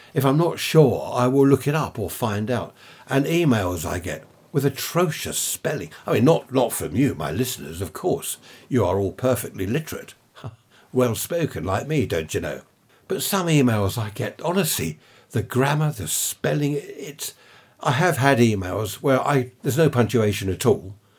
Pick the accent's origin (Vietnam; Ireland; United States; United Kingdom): United Kingdom; Carshalton, London; I was born in Saint Helier Hospital, Carshorton, in Surrey